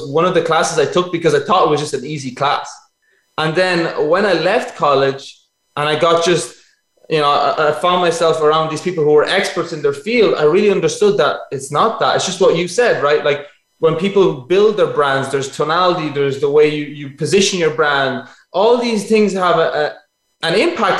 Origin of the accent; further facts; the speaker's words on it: Ireland; I'm originally Italian. My parents are both Italian and they emigrated over here. So I lived my whole life in Ireland.